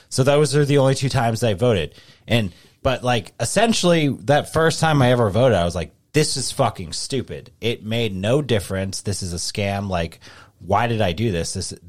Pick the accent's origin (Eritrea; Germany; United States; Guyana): United States; I can say whatever the hell I want because I'm American.